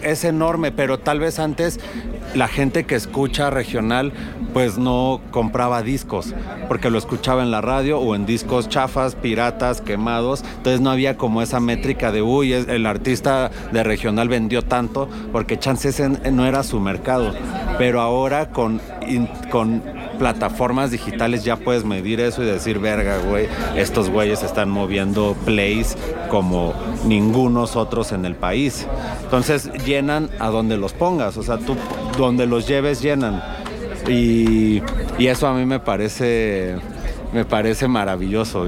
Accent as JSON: {"language": "Spanish", "country": "Mexico", "said": "cómo somos los mexicanos"}